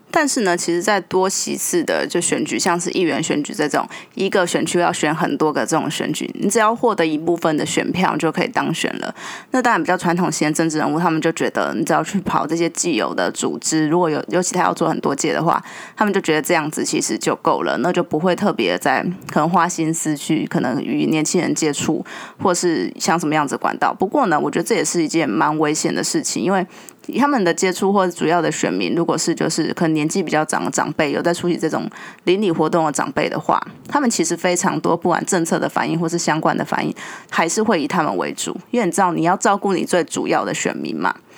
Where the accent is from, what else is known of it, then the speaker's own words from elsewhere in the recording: Yunlin County, Taiwan; moved away; 我以前在云林长大，其实我记得小时候啊，就湖尾那边的中原普渡都非常地盛大